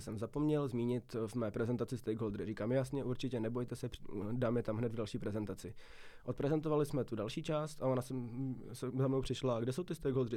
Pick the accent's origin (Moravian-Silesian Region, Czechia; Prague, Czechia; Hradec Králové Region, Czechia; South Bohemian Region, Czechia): South Bohemian Region, Czechia; Vacov; moved away as an adult; now in České Budějovice, Czechia; Já jsem tady v podstatě ze Šumavy, kousek od Strakonic, pak je tam taková, takový městečko jménem Vacov a já bydlím ještě v takový malinký vesnice jménem Dobrý